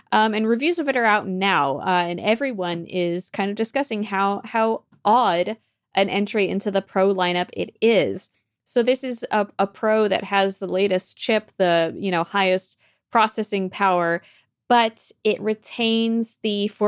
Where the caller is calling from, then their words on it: Copenhagen, Capital Region, Denmark; I'm calling in from Copenhagen, Denmark.